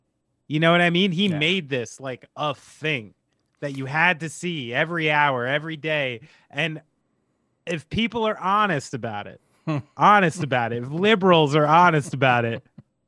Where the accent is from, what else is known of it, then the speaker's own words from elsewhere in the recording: Vermont, United States; I'm going to wear this coat and mittens because I'm old and I'm from Vermont.